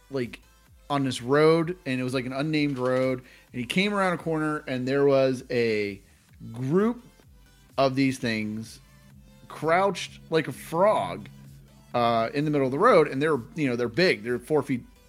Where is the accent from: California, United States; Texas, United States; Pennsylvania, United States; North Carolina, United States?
Pennsylvania, United States; Pittsburgh; we're from Pittsburgh.